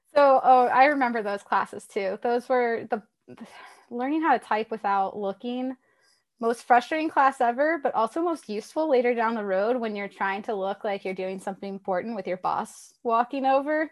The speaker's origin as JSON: {"language": "English", "region": "Tennessee", "country": "United States", "said": "I'm from Tennessee"}